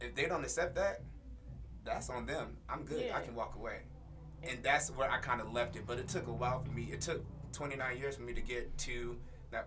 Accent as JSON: {"language": "English", "region": "North Carolina", "country": "United States", "tie": "born or raised there", "said": "I am from North Carolina, so I grew up in the Bible Belt"}